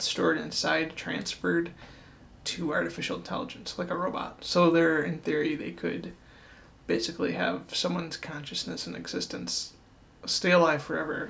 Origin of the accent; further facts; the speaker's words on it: Buffalo, New York, United States; we're from Buffalo.